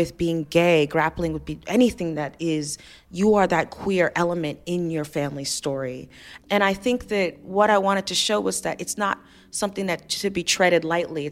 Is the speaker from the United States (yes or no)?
yes; Alabama, United States; also born or lived in Ife, Nigeria; I was in Alabama